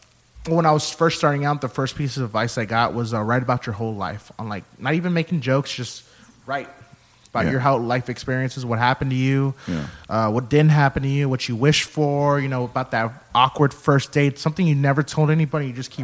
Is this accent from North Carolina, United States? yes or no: no; Texas, United States; Oh, my God, are you from Texas? I'm like, oh, yeah, we're from Texas.